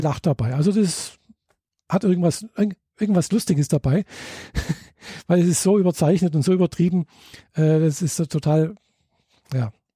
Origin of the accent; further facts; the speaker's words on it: Germany; bei uns in Deutschland